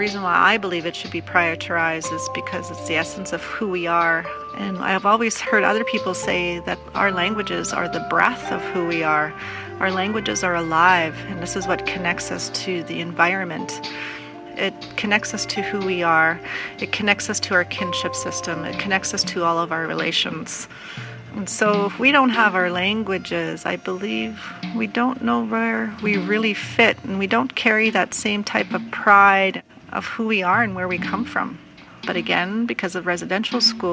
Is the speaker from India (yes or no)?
no; Sturgeon Lake First Nation, Saskatchewan, Canada; I'm from Sturgeon Lake First Nations.